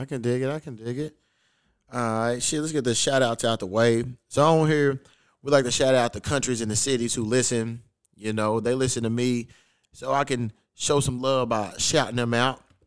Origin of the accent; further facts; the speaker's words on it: Louisville, Kentucky, United States; moved away as an adult; now in Los Angeles, United States; he's from my hometown, too